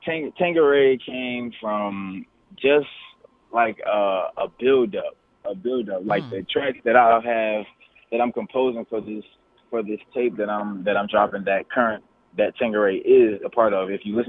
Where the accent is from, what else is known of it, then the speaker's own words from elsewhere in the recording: Newark, New Jersey, United States; now in High Point, United States; I moved to High Point. I moved to High Point, North Carolina in 2005. So that's where I currently live.